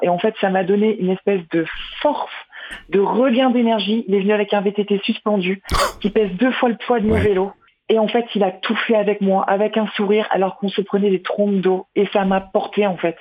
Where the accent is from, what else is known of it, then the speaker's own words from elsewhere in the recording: Nord, Hauts-de-France, France; moved away; je suis du Nord